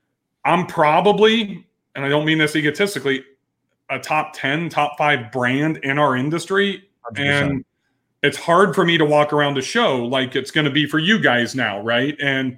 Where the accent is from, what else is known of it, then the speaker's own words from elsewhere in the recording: California, United States; Growing up in California, played Pebble hundreds of times. Guy I went to high school with was the director of golf there.